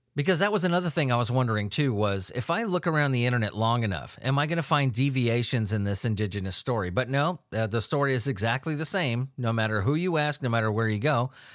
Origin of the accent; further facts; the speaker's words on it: Southern California, United States; I grew up in Southern California.